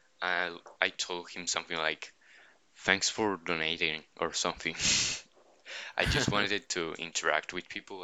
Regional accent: Argentina; I'm from Argentina

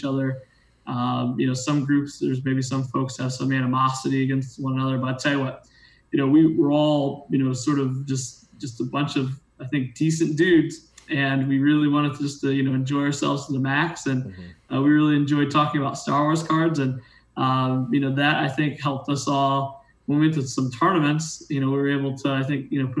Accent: Ohio, United States; I grew up in Ohio, didn't have a lot of money growing up

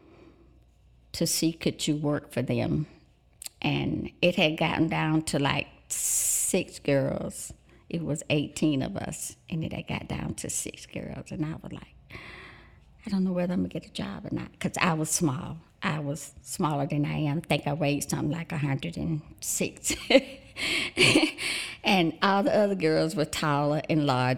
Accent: Forest Home, Alabama, United States; also born or lived in New York; I grew up in Greenville, Alabama. It's a little place northwest of Greenville, Forest Home, Alabama, a little country place on a farm.

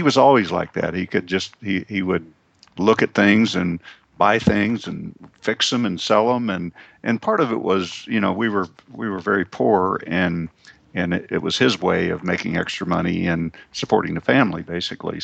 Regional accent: Oklahoma, United States; I grew up in Oklahoma

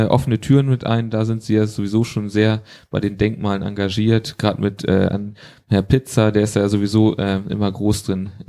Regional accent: Schleswig-Holstein, Germany; Dann habe ich noch was sowohl als Holsteiner als auch EN und zwar geht es da um die Königstraße.

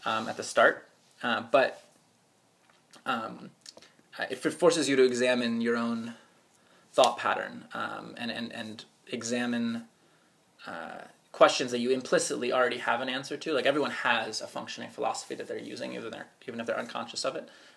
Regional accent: Potomac, Maryland, United States; I grew up right outside of Washington, D.C. in a suburban town called Potomac

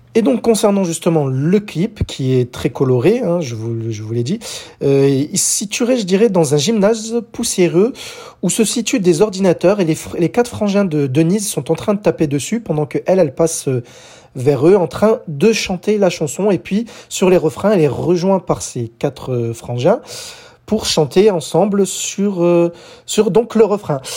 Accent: France; chez nous en France

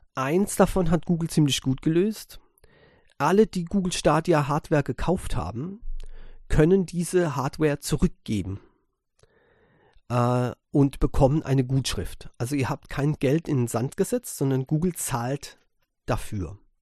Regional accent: Germany; bei uns in Europa, in, speziell in Deutschland

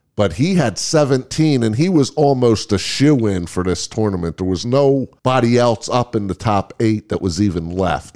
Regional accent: Las Vegas, Nevada, United States; we are from Las Vegas.

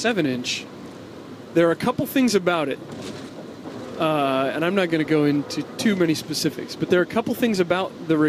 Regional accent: Australia; Me, an Australian, and a South African having this funny conversation about the music.

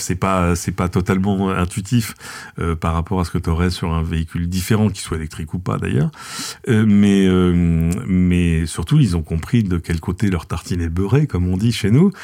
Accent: France; chez nous en France

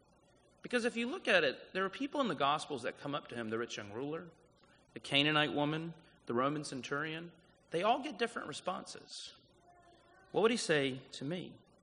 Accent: South Carolina, United States; moved away as an adult; now in Los Angeles, United States; I moved to LA 3.5 years ago, and, you know, I grew up in South Carolina.

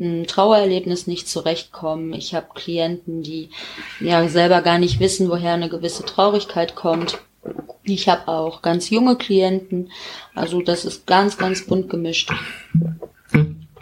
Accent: Gevelsberg, North Rhine-Westphalia, Germany; in Vollmerstein, auch hier so in der Nähe vom Gefitzberg, wo ich herkomme

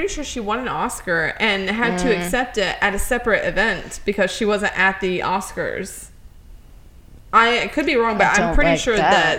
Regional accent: Tennessee, United States; Born and bred in Tennessee, and I'm just like, I love Scooby-Doo.

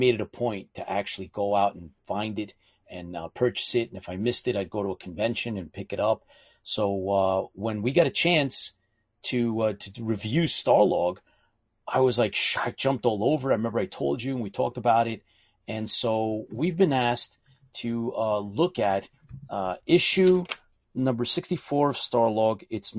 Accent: New York City, New York, United States; well, I grew up in New York City.

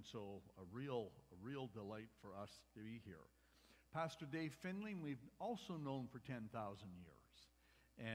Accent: Medicine Hat, Alberta, Canada; I grew up with Peter in Medicine Hat about 10,000 years ago

